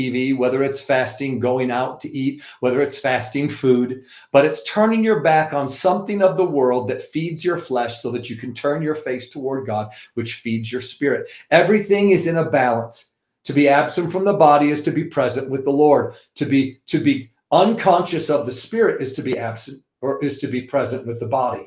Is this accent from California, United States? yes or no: no; New York, United States; I'm also from New York